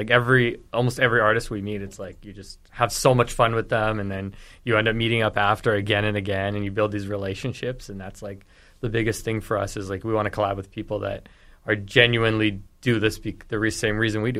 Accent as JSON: {"language": "English", "town": "Winnipeg", "region": "Manitoba", "country": "Canada", "tie": "born or raised there", "said": "I was from Winnipeg."}